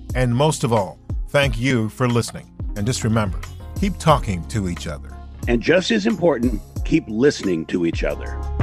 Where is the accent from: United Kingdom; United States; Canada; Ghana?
United States; Michigan; moved away; I grew up in a white suburb of Michigan